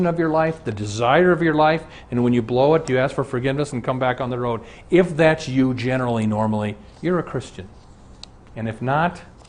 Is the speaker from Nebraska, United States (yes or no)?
yes; Omaha, Nebraska, United States; I'm from Omaha